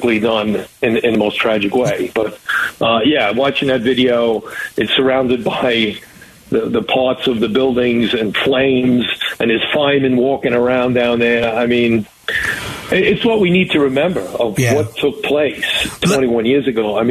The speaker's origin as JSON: {"language": "English", "region": "New York", "country": "United States", "said": "being an American, of being a New Yorker"}